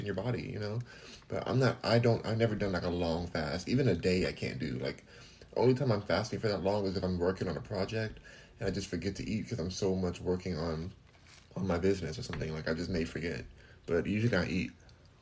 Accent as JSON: {"language": "English", "town": "Los Angeles", "region": "California", "country": "United States", "tie": "born or raised there", "also_born_or_lived": "Houston", "moved": "yes", "said": "I'm from Los Angeles. I'm born and raised there"}